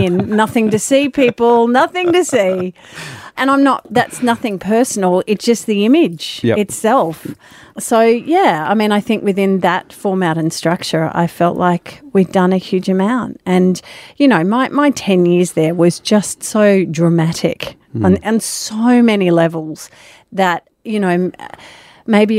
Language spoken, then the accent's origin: English; Sydney, New South Wales, Australia; I grew up in Sydney.